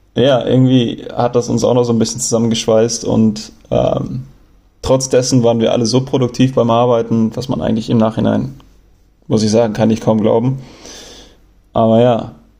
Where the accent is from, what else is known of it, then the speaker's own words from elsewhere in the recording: Germany; accent: German; meine Aussprache und, und mein deutscher Akzent